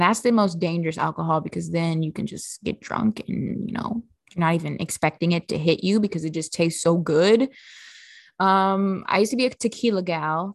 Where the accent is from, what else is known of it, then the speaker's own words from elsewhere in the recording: Midwest, United States; I'm from the Midwest